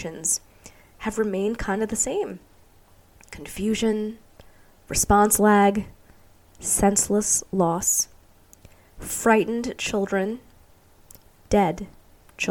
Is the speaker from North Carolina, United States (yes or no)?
no; New York City, New York, United States; moved away as an adult; now in Arizona, United States; I was growing up in New York City